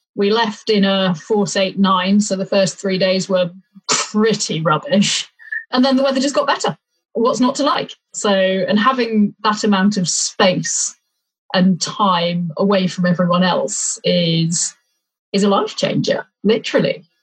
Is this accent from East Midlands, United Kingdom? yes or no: yes; Leicestershire, East Midlands, United Kingdom; now in Winchester, United Kingdom; I grew up in Leicestershire